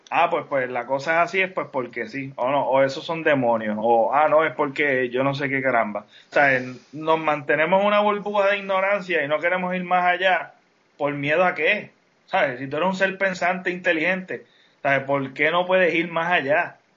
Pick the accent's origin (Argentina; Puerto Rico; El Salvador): Puerto Rico; Utuado; moved away